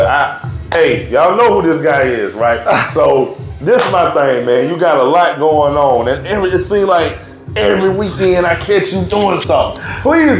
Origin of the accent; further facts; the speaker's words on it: Spartanburg, South Carolina, United States; because I'm from Spartanburg, west side of Spartanburg. I was born in Phyllis Goins, moved to Key Pines. That's where I grew up at.